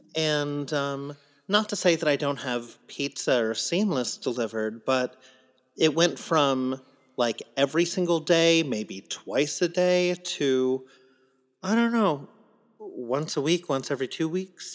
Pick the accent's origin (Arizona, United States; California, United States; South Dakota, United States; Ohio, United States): California, United States; San Diego; I grew up in San Diego